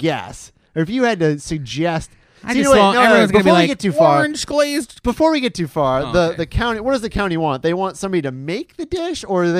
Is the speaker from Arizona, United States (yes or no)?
no; Detroit, Michigan, United States; now in Orlando, United States; Where I am from, Detroit, they do Coney dogs.